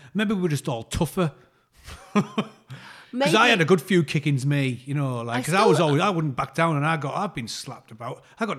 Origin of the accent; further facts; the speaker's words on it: Saltburn-by-the-Sea, North East England, United Kingdom; when I was growing up in Saltburn